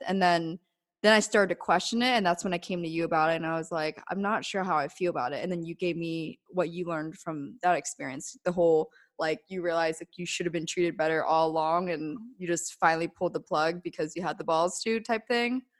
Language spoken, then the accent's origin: English; Denver, Pennsylvania, United States; moved away as an adult; I grew up in Denver, Pennsylvania, like middle of nowhere